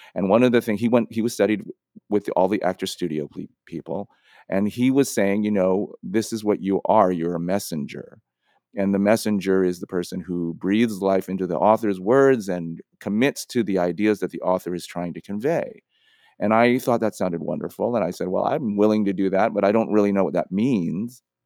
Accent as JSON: {"language": "English", "town": "San Francisco", "region": "California", "country": "United States", "tie": "born or raised there", "said": "who I grew up with in San Francisco"}